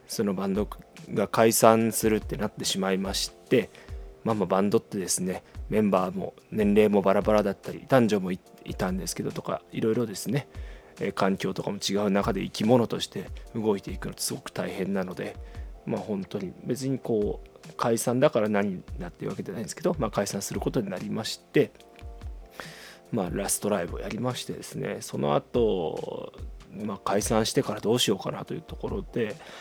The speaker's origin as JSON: {"language": "Japanese", "area": "Shikoku", "region": "Tokushima", "country": "Japan", "tie": "born or raised there", "moved": "as an adult", "lives_now": "Fukuoka, Japan", "said": "もともとは四国の徳島出身なんですけど、大学から福岡に来まして"}